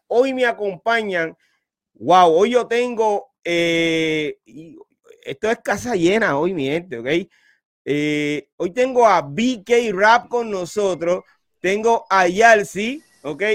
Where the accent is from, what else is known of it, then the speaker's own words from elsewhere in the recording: Carolina, Puerto Rico; soy de Carolina